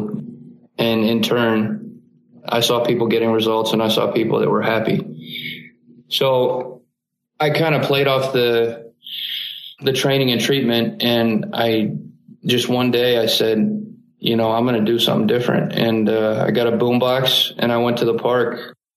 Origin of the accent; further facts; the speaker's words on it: Columbus, Ohio, United States; moved away as an adult; also born or lived in Springfield, Ohio; now in Salt Lake City, United States; I grew up in Columbus, Ohio. That's where I spent the first 23 years of my life.